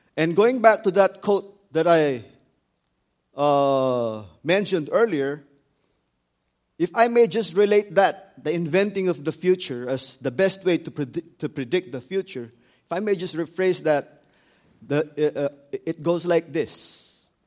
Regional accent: Philippines; the Philippines because I'm from there

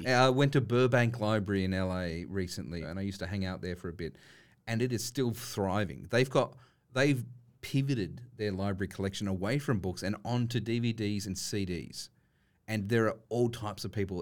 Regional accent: Sydney, New South Wales, Australia; we grew up in Western Sydney

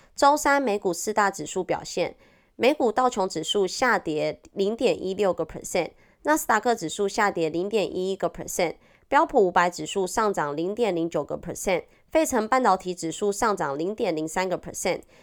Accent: Taiwan; accent: Taiwanese Mandarin; 我是台湾国语界最正的唱妞

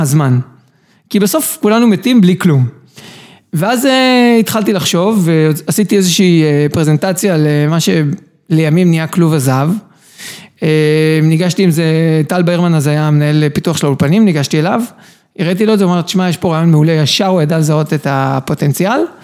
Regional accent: Herzliya, Tel Aviv District, Israel; also born or lived in Ireland / Canada; גדלתי בהרצליה, הגעתי לצבא

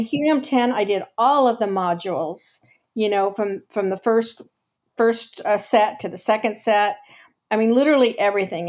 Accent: Los Angeles, California, United States; now in San Diego, United States; I was actually born and raised in Los Angeles.

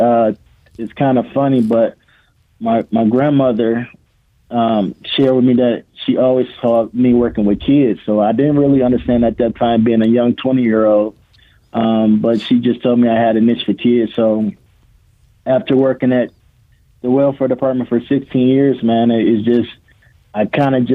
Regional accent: Toledo, Ohio, United States; also born or lived in Rensselaer, Indiana; I'm born and raised in Toledo.

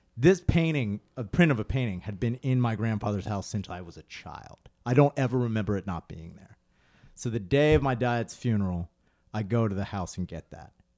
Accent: Spring City, Pennsylvania, United States; moved away as an adult; now in Philadelphia, United States; I grew up in Spring City

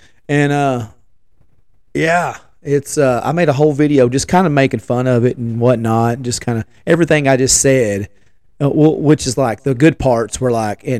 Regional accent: Hermitage Springs, Tennessee, United States; also born or lived in Jackson County, Tennessee; I'm our Hermitage Springs boy, born and bred. Well, I was born in Jackson County, but I spent all my years in good old Hermitage Springs.

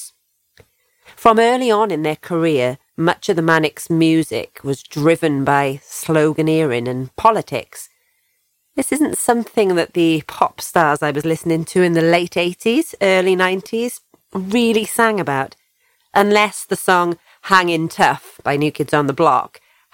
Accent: Crumlin, Wales, United Kingdom; which is just 5 miles up the road from my hometown, Crumlin

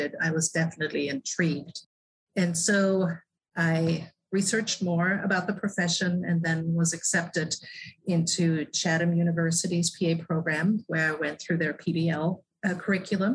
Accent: Germany; English is a second language; moved away as an adult; now in United States; So I grew up in Germany with a mother who was a nurse.

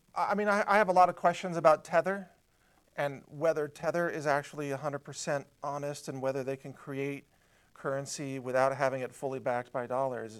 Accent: United States; I'm from America

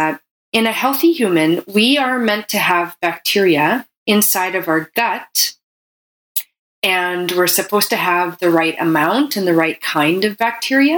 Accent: Canada; I'm a Canadian medical doctor

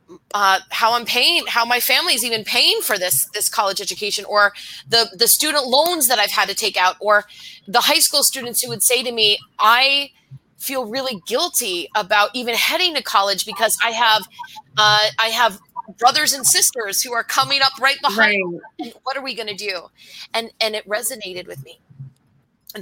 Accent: Western Massachusetts, United States; I grew up in Western Massachusetts

